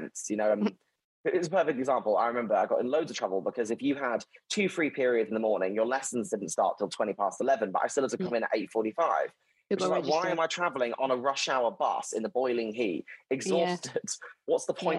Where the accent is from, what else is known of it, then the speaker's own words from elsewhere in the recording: London, United Kingdom; also born or lived in Borneo; I grew up in North London.